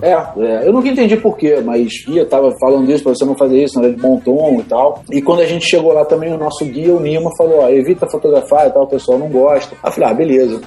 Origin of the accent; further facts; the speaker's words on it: Brazil; eu não sou italiano, eu sou do Brasil